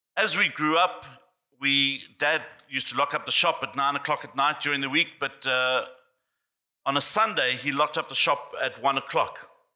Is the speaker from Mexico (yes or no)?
no; Johannesburg, Gauteng, South Africa; I grew up in Johannesburg, South Africa